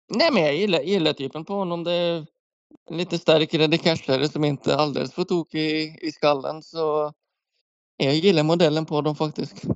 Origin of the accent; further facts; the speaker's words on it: Norway; moved away as an adult; now in Sweden; hemma i Norge